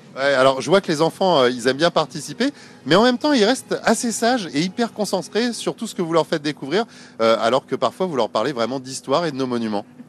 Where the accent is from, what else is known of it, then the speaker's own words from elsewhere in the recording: Paris, Île-de-France, France; je suis parisien, hein. je suis né à Paris